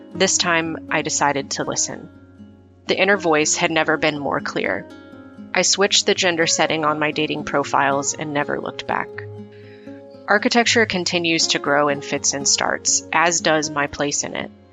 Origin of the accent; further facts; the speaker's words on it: Midwest, United States; growing up in the Midwest in the 80s